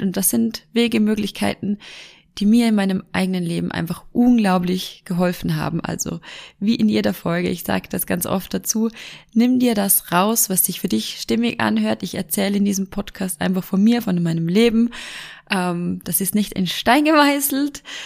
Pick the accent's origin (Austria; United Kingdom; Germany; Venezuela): Austria; Vorarlberg; Bei uns in Vorarlberg